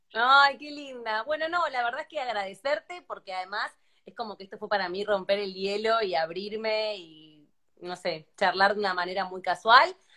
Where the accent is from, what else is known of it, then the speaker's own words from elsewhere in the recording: Argentina; now in Spain; Cuando sos argentino